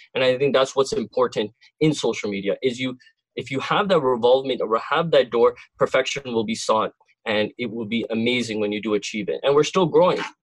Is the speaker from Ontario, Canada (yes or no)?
yes; Cornwall, Ontario, Canada; I am from Cornwall, uh, not too far away from uh, the Toronto crew, uh, and uh, uh, born and raised in this city.